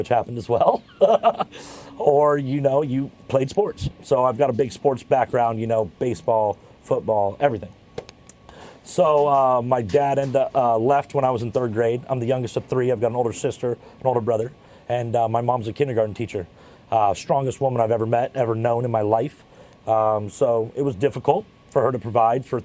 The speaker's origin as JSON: {"language": "English", "town": "La Quinta", "region": "California", "country": "United States", "tie": "born or raised there", "said": "I grew up in La Quinta, California"}